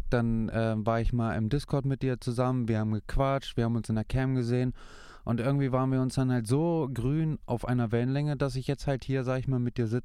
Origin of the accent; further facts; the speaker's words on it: Hanover, Lower Saxony, Germany; Und äh, ja, ich bin äh, geboren und aufgewachsen in Hannover.